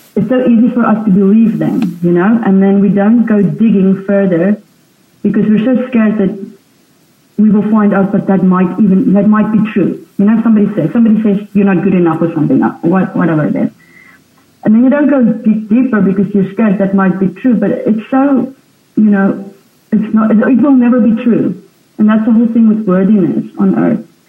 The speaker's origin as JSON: {"language": "English", "country": "South Africa", "tie": "born or raised there", "said": "I was born in South Africa and on a farm."}